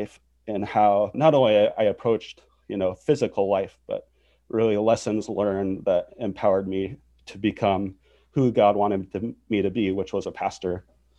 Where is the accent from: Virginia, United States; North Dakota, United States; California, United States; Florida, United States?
North Dakota, United States; born there; Well, I grew up as a pastor's kid. I was born in North Dakota, and then shortly after I was born, my dad went from a school teacher to a pastor.